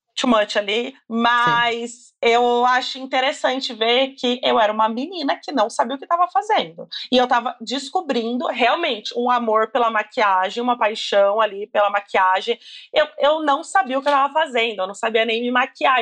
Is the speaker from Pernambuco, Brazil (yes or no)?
no; Campinas, São Paulo, Brazil; eu sou de Campinas